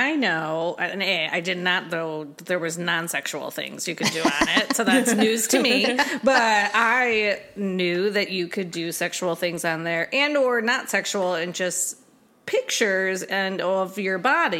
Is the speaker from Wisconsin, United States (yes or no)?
yes; Wisconsin, United States; And we're both from Wisconsin. Well, or spent a large chunk of time there.